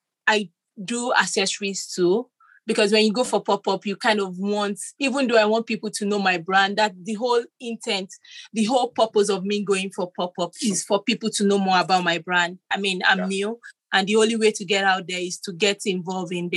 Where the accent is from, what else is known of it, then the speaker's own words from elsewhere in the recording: Nigeria; moved away as an adult; I'm originally from Nigeria, and when I came here 5 years ago